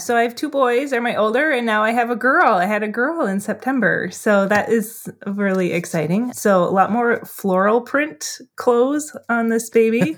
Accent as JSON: {"language": "English", "area": "Duluth", "region": "Minnesota", "country": "United States", "tie": "born or raised there", "said": "That's in my hometown here"}